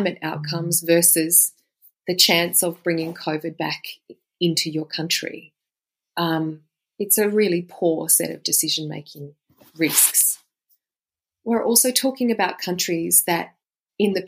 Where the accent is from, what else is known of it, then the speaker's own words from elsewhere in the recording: Australia; I'm an Australian, I am a lawyer